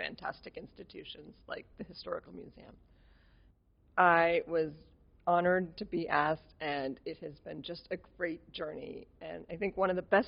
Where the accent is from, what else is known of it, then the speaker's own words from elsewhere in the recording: Worcester, Massachusetts, United States; I am a lifelong resident of Worcester